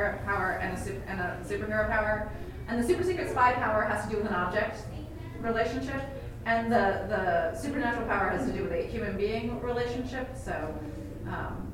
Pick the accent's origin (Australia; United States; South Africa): United States; San Francisco, California; also born or lived in United Kingdom; I grew up in San Francisco and I'm queer